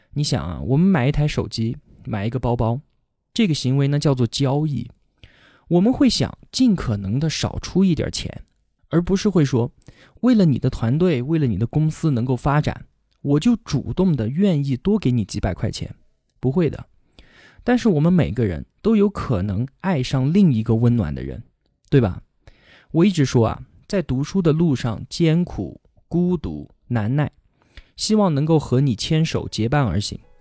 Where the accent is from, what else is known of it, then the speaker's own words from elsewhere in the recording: Kunming, Yunnan, China; 我今年二十八，现在呢在云南昆明，这里是我土生土长的地方。不管是上学还是工作，从来都没有离开过这里。我从小学到初中再到大学都是在昆明读的